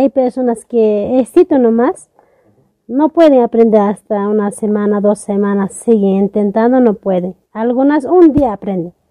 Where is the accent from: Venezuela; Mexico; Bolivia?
Bolivia; Tarabuco, Chuquisaca; Bienvenido a Yampara, yo soy la tejedora de cultura Yampara. De Tarabuco vengo